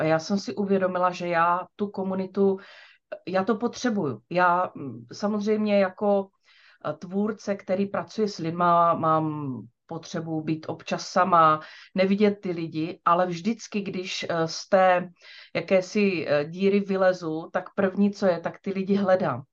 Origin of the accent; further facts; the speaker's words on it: Čejkovice, South Moravian Region, Czechia; also born or lived in Brno; Já jsem se narodila v Čejkovicích